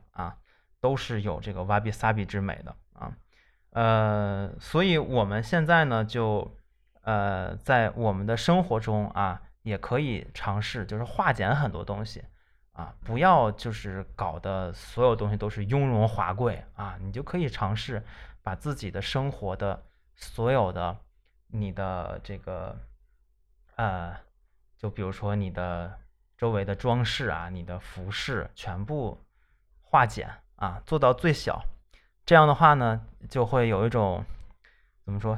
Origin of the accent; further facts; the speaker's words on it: northern China, China; 我们北方人